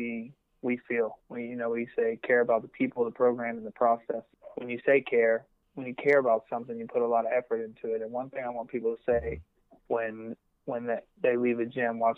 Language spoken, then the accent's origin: English; West Virginia, United States; I'm from West Virginia.